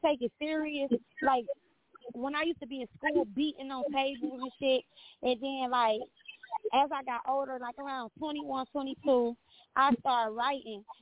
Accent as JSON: {"language": "English", "town": "Saginaw", "region": "Michigan", "country": "United States", "tie": "born or raised there", "also_born_or_lived": "Detroit, Michigan", "moved": "as an adult", "lives_now": "Dallas, United States", "said": "I was born and raised in Saginaw. I moved to Detroit. Detroit damn near raised me."}